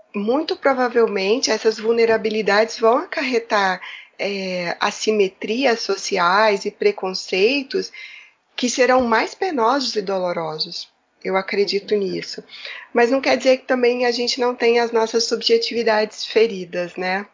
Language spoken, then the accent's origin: Portuguese; Brazil; moved away as an adult; now in Portugal; eu sou migrante, eu sou brasileira